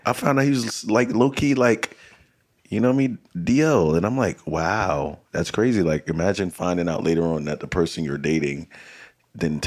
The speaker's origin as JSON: {"language": "English", "region": "New Jersey", "country": "United States", "also_born_or_lived": "Jamaica (heritage)", "moved": "yes", "said": "I'm from Jersey"}